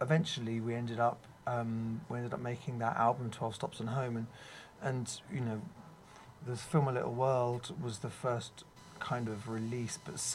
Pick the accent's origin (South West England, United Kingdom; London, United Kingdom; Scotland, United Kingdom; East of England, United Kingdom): London, United Kingdom; I was from London